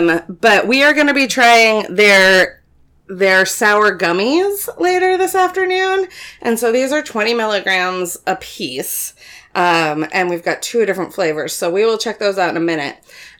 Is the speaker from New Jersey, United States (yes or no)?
no; Florida, United States; growing up in Florida, I was a lifeguard